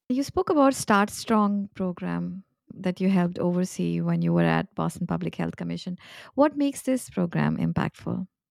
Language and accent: English; India; moved away; I was born and raised in India